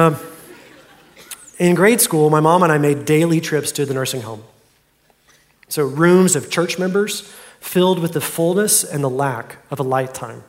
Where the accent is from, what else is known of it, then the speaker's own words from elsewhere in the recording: Fort Worth, Texas, United States; Carshawn's Deli in my hometown in Fort Worth